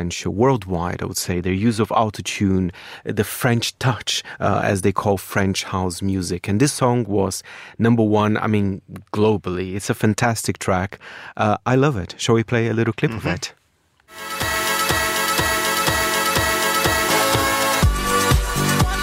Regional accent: Brazil; born or raised there; moved away

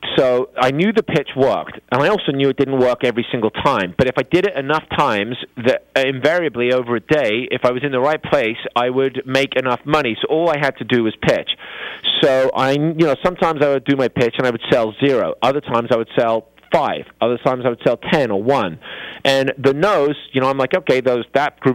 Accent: England, United Kingdom; moved away as an adult; now in United States; I come from England where it's rainy and dreary

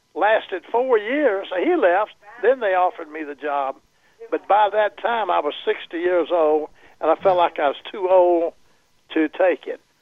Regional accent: Alabama, United States; moved away; I was raised in Alabama

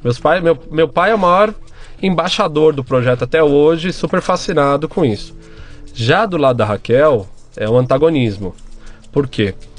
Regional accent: São Paulo, Brazil; eu sou paulistano, nascido e crescido em São Paulo

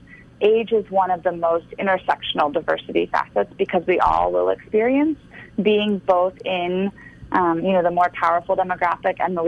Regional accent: Florida, United States; I was born in Florida

